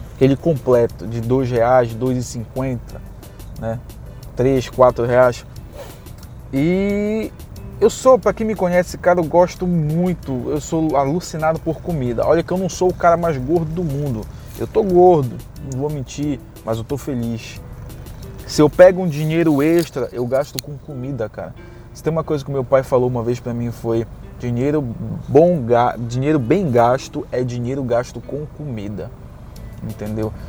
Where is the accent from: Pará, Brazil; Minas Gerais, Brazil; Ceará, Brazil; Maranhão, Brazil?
Pará, Brazil; Belém; moved away; eu vim do Pará, eu sou de Belém do Pará.